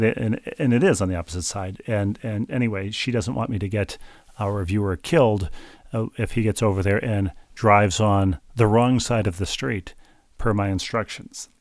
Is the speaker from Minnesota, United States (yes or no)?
yes; Bloomington, Minnesota, United States; where I grew up in Bloomington, Minnesota